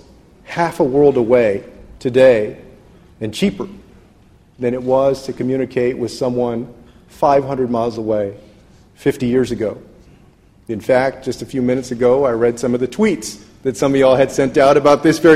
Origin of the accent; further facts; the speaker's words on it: San Antonio, Texas, United States; I grew up in San Antonio, Texas